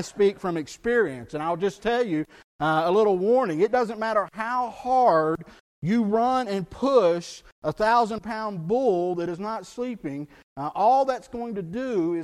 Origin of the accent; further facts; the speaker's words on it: South Texas, United States; where I grew up in South Texas, we were surrounded by bayous